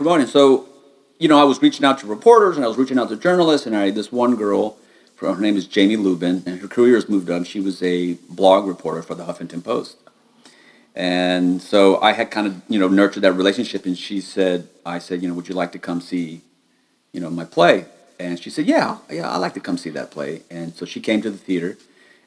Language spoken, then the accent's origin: English; United States; being an American